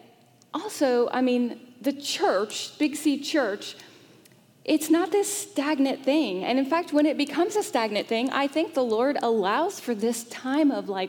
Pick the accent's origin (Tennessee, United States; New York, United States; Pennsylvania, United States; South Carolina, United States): South Carolina, United States; Greenville; moved away as an adult; now in Charlotte, United States; I grew up in the South. I grew up in a bit of a bubble. Greenville, South Carolina